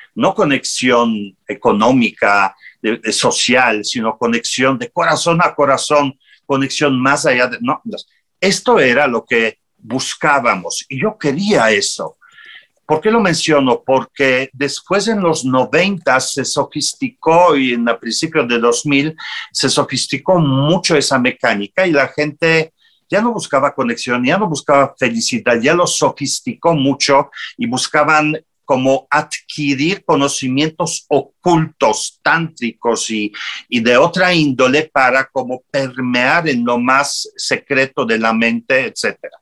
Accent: Poland; Spanish is a second language; moved away as an adult; also born or lived in Italy; yo salí de mi tierra, salí de Polonia en el 80 81, 82 y fui a Italia

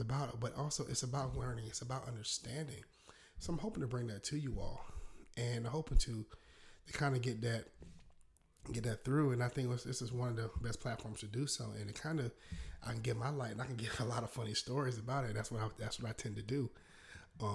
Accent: South Carolina, United States; accent: Southern drawl; you might not hear a little Southern drawl in my voice, because I'm born and raised in South Carolina.

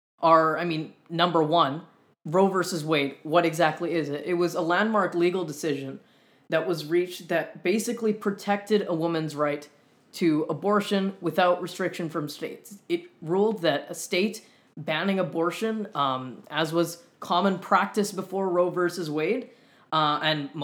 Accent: Winnipeg, Manitoba, Canada; moved away as an adult; now in Montreal, Canada; I'm originally from a little bit further west in Canada than Montreal. I'm from Winnipeg, Canada.

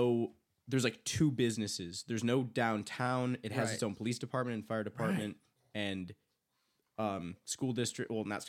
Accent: Huntington Woods, Michigan, United States; Huntington Woods, Michigan, my hometown.

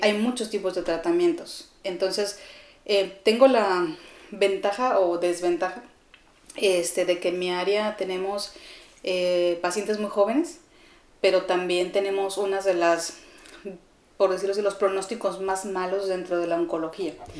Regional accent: Chihuahua, Mexico; moved away as an adult; also born or lived in Ciudad Juárez, Mexico; now in Mexico City, Mexico; yo nací en Ciudad Juárez, em, pero siempre he vivido en la ciudad de Chihuahua

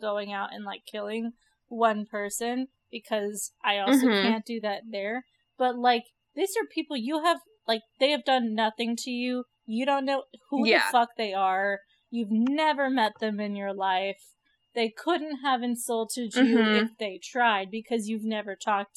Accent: California, United States; we're from California

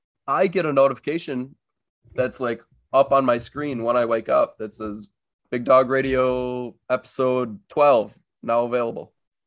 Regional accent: Wisconsin, United States; we're from Wisconsin, both me and Lou

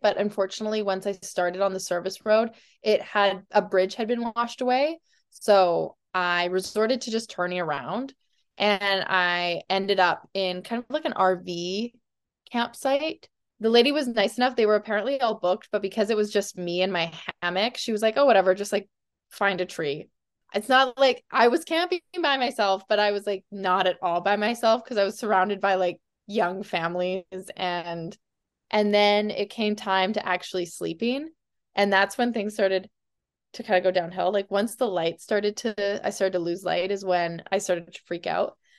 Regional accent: Calgary, Alberta, Canada; I grew up in Calgary

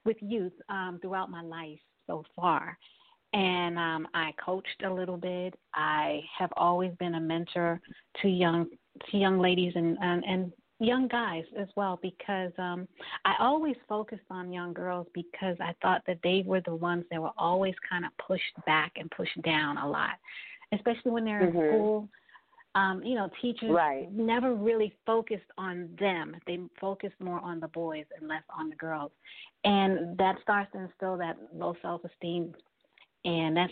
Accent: New York City, New York, United States; I'm a native of New York, and I grew up in Brooklyn, born and raised in Brooklyn

